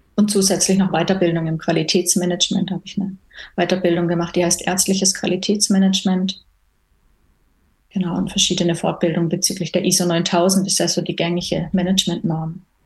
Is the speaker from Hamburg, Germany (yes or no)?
no; Baden-Württemberg, Germany; moved away as an adult; now in Switzerland; Ich komme ursprünglich, komme ich eben aus Deutschland, ähm, aus Baden-Württemberg